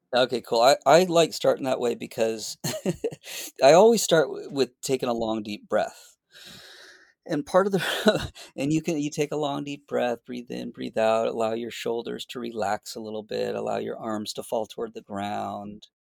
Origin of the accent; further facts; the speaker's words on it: Boston, Massachusetts, United States; moved away as an adult; also born or lived in Florida / San Francisco; now in north of San Francisco, United States; I grew up in Boston